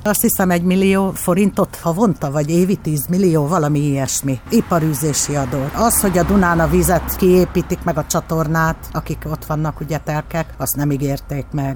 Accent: Pilismarót, Komárom-Esztergom, Hungary; moved away as an adult; also born or lived in Budapest; itt nőttem föl, aztán elköltöztem Pestre munkavéget

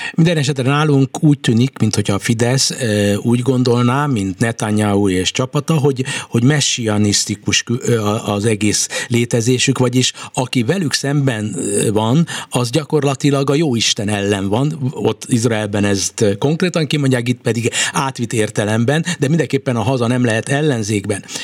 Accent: Hungary; magyarként, magyar hazafiként, magyar állampolgárként

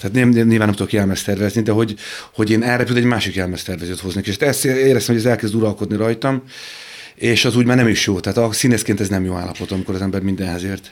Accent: Budapest, Hungary; Pesten laktunk, egy, egy, sőt Budán, ö, Moszkva téren

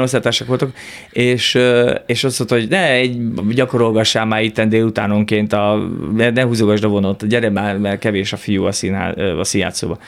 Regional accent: Hungary; first language Hungarian; Magyarországon élek, én magyar ember vagyok, magyar, ma, én azt érzem, hogy magyarul az anyanyelvemen tudom igazából kifejezni magam

